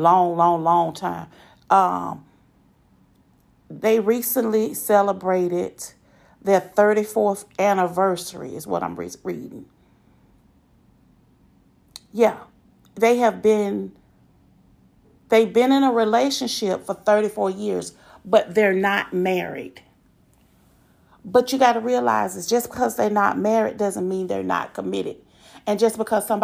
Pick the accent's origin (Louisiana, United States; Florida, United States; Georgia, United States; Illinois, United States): Georgia, United States; Atlanta; I'm from Atlanta.